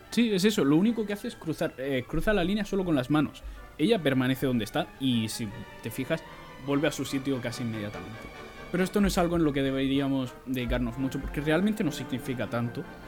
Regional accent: Region of Murcia, Spain; tú y yo no solo somos españoles, además somos murcianos.

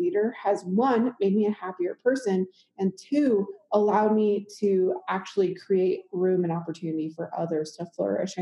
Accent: Midwest, United States; now in Colorado, United States; I grew up in the Midwest

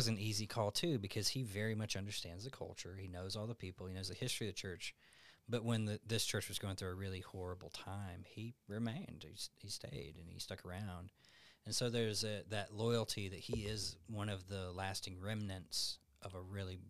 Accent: Alabama, United States; now in Tucson, United States; I'm from Alabama.

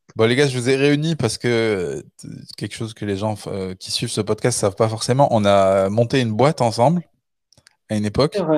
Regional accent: Le Puy-en-Velay, Auvergne-Rhône-Alpes, France; also born or lived in Canada; now in Paris, France; on est de, du Puy-en-Velay.

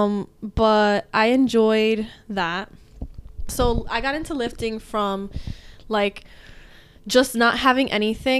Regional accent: Hudson County, New Jersey, United States; I'm from Hudson County. I grew up in this area.

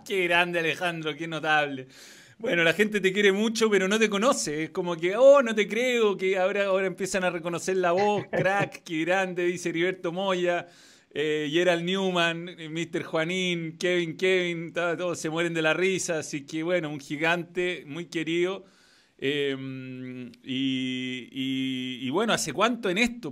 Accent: Chile

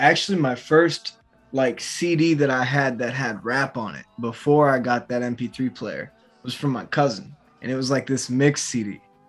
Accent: Massachusetts, United States; I'm just 23 from Massachusetts.

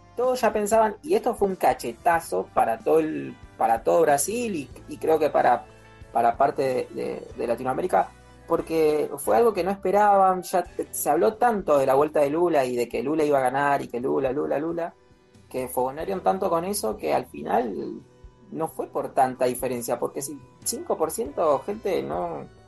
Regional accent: Argentina; nuestro país, nuestra querida Argentina

